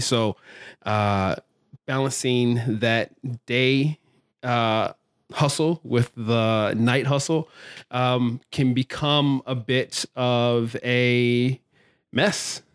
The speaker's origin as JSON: {"language": "English", "town": "Baltimore", "region": "Maryland", "country": "United States", "tie": "born or raised there", "also_born_or_lived": "California", "said": "I grew up here in Baltimore, went to an art high school, Carver Center for Art and Technology"}